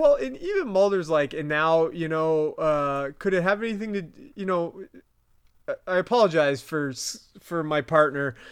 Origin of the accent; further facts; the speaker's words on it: Vermont, United States; my accent's fucking it up. Um, Us Vermonters